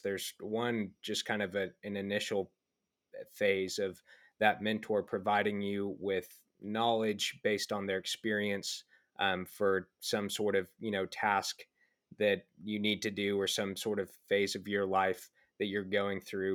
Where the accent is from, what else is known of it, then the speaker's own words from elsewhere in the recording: Dallas, Texas, United States; I'm from Dallas, Texas, originally